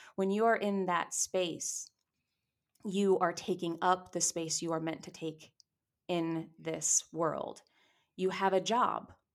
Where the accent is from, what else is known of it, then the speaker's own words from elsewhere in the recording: New York, United States; I grew up in New York, I was acting in New York